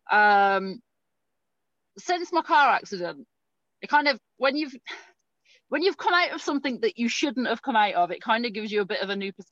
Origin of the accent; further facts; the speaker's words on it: Winnipeg, Manitoba, Canada; now in United Kingdom; I'm from Winnipeg, so I understand. Minus 40, sometimes more than